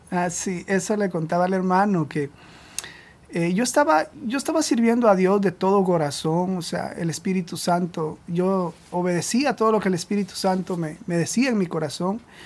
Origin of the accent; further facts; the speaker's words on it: Guatemala; moved away as an adult; now in Providence, United States; nosotros somos de Guatemala